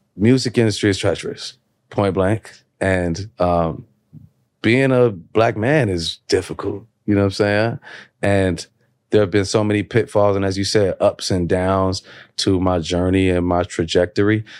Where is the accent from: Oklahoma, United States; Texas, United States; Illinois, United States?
Illinois, United States; Chicago; I'm on the south side of Chicago